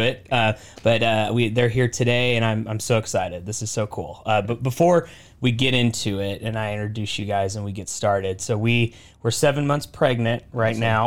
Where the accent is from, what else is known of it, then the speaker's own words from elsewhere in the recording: Portland, Oregon, United States; also born or lived in San Francisco area, California; I grew up in Oregon. That's where I'm from